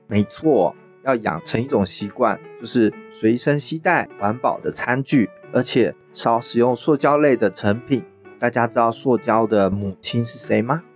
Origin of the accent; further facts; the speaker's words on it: Chiayi, Chiayi City, Taiwan; also born or lived in Taipei; now in New Taipei, Taiwan; 我来自台北，我现在住在新北市家乡呢，是在嘉义